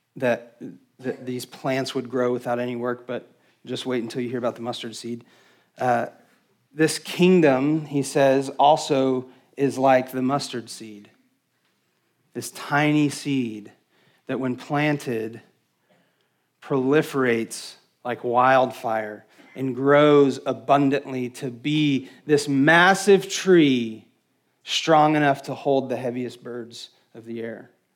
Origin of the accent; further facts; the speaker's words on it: West Texas, United States; I'm from West Texas, where we don't really have trees, but my family is from upstate New York